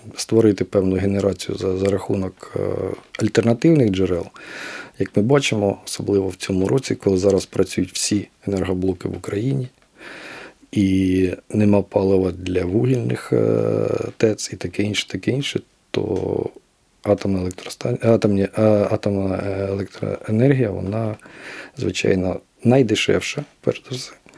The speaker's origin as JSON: {"language": "Ukrainian", "region": "Kirovohrad Oblast", "country": "Ukraine", "moved": "yes", "said": "я сам з Кіровоградщини"}